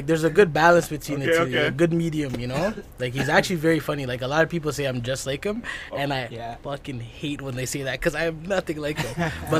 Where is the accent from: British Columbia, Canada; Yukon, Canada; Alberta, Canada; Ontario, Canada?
Ontario, Canada; Ottawa; Yes. Born and raised.